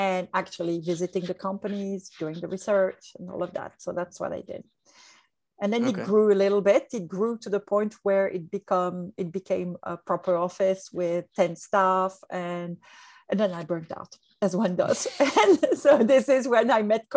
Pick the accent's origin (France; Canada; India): France; English is a second language; moved away as an adult; also born or lived in Hong Kong; now in Asia; I'm from France